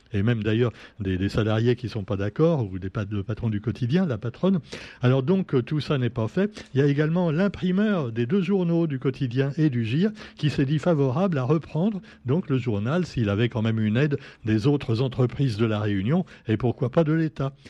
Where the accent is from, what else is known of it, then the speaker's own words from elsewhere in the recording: France; on est français